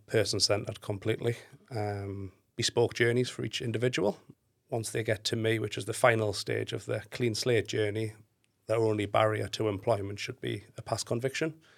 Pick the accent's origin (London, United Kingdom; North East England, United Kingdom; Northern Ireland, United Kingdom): North East England, United Kingdom; Newcastle upon Tyne; I'm actually from Newcastle, so northeast